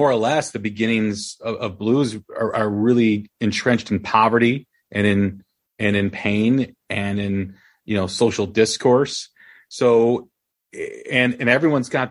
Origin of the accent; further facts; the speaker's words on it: outside of Chicago, Illinois, United States; growing up outside of Chicago